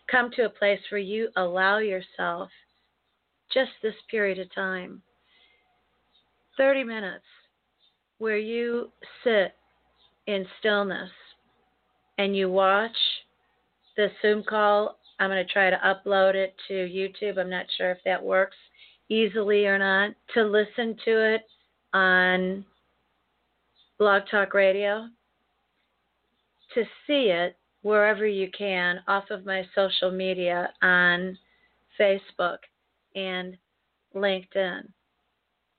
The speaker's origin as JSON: {"language": "English", "country": "United States", "tie": "born or raised there", "said": "as an American, born and bred here, raised here, lived in the United States"}